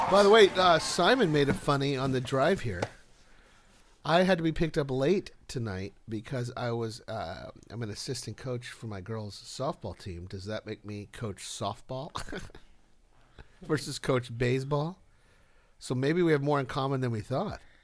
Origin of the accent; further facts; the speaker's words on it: Mission Viejo, California, United States; I remember a time growing up in La Grande de Galle in Mission Viejo